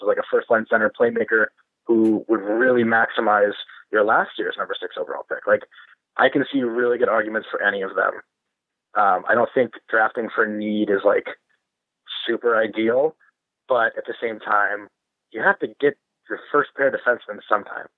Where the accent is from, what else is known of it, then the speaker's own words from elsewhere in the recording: Grand Rapids, Michigan, United States; moved away; I'm from Grand Rapids